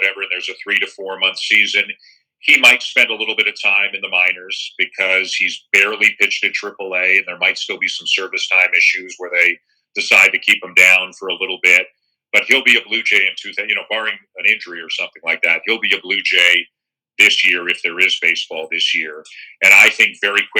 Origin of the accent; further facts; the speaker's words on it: Toronto, Ontario, Canada; being from Toronto, I'd be lying if I said that it's not a little bit extra special to cover a team from my hometown